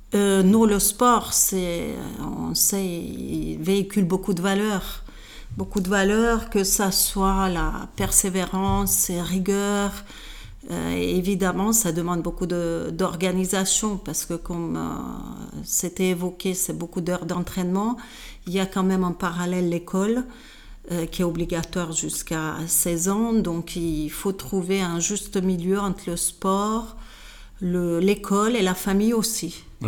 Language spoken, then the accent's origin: French; Hungary; French is a second language; moved away as an adult; also born or lived in Switzerland; now in France; je suis hongroise, d'origine hongroise. j'ai fait mes études en Hongrie jusqu'à mes 18 ans.